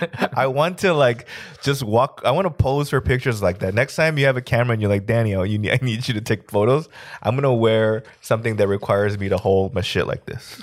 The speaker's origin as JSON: {"language": "English", "town": "Los Angeles", "region": "California", "country": "United States", "tie": "born or raised there", "said": "growing up in East L A, I'm the only Asian kid"}